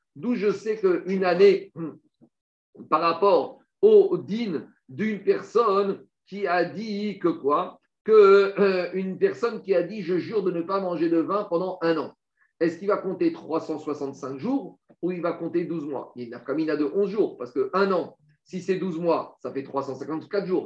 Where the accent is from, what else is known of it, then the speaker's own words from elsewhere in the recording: France; moved away; on a des mauvaises racines, on a des mauvaises influences quand on a grandi en France